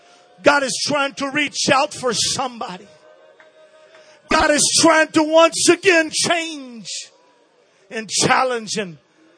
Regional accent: Brazil; I was born and raised in Brazil.

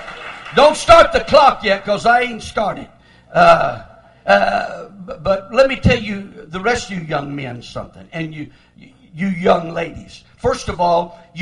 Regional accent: Lamesa, Texas, United States; I was born in La Mesa, Texas. That's where I was born, but that isn't where we lived. We lived way out in the country. We lived 30 miles from town, way out in the country

